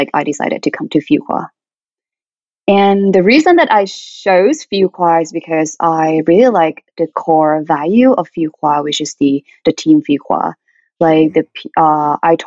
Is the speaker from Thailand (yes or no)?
yes; Thailand; moved away as an adult; now in United States; from Thailand.